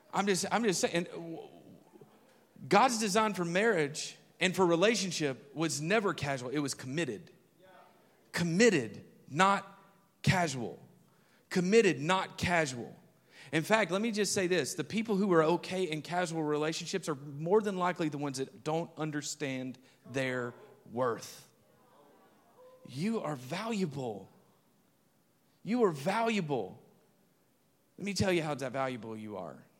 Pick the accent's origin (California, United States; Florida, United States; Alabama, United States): Alabama, United States; moved away; I remember driving back to my hometown, and I'm crossing over this bridge. If you've ever been up Highway forty-three and you're driving, if you know where Jackson, Alabama is